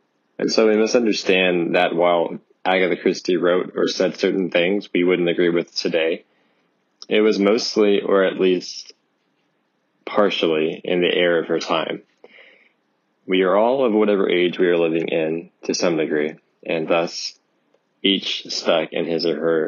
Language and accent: English; Houston, Texas, United States; I'm from Houston, Texas